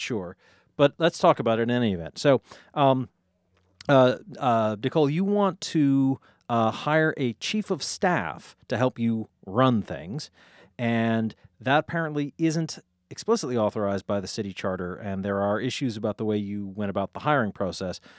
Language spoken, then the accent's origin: English; Easthampton, Massachusetts, United States; the great city of East Hampton, my hometown